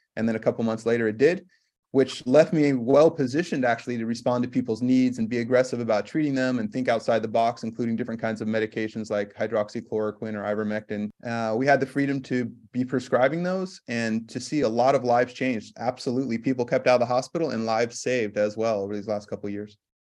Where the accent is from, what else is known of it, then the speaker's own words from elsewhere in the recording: California, United States; moved away as an adult; also born or lived in Massachusetts / Minnesota; now in Washington, United States; I work as an integrative medicine physician here in Washington State, and I grew up in California